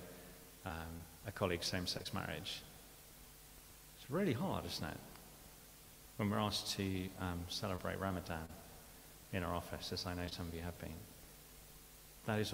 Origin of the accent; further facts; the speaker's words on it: United Kingdom; we're British